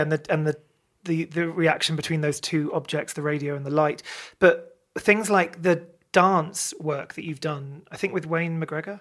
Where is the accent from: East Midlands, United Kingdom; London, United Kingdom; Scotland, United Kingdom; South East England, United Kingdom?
South East England, United Kingdom; Maidenhead; grew up in Maidenhead.